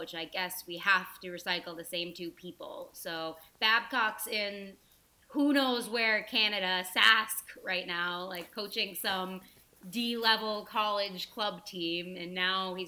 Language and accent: English; Boston, Massachusetts, United States; I'm from Boston